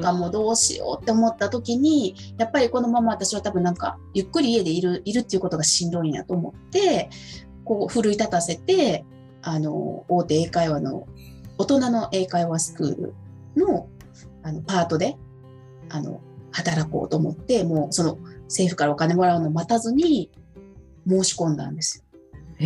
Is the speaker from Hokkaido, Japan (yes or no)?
no; Osaka, Japan; 私大阪の人なんで